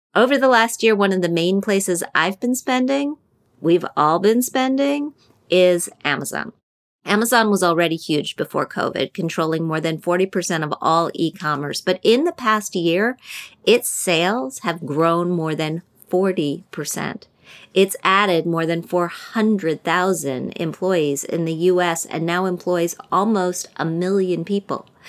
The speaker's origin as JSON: {"language": "English", "town": "Wheeling", "region": "West Virginia", "country": "United States", "tie": "born or raised there", "said": "my hometown of Wheeling, West Virginia"}